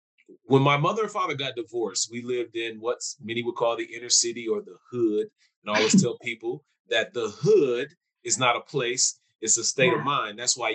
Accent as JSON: {"language": "English", "town": "Milwaukee", "region": "Wisconsin", "country": "United States", "also_born_or_lived": "Hawaii / New York / California", "said": "I always say I'm from Milwaukee and I've had the luxury to live in other places like Hawaii, New York, California, because my father was in the military"}